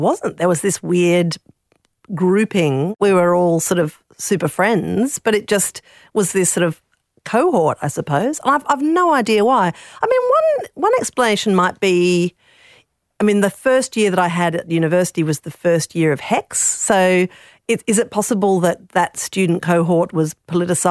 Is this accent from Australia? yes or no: yes; Lower Light, South Australia, Australia; I'm from Lower Light